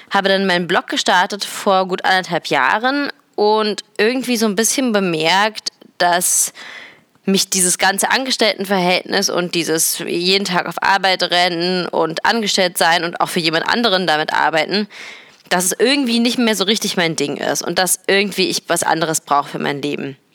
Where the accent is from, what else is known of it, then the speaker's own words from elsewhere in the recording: Berlin, Germany; Es ist nämlich so, dass ich seit gestern wieder in Berlin bin, in meiner Heimatstadt